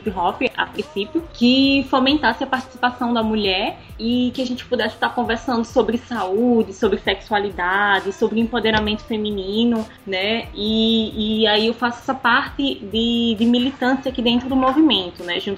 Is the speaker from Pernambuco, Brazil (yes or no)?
yes; Recife, Pernambuco, Brazil; Sou de Recife, moro também aqui em Recife